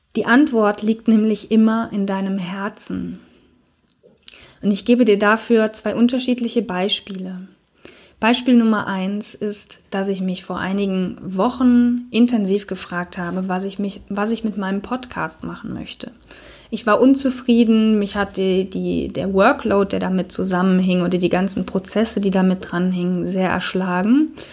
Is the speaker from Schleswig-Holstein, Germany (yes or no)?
no; Cologne, North Rhine-Westphalia, Germany; ich unterrichte ja auch Yoga hier in Köln in meiner Heimatstadt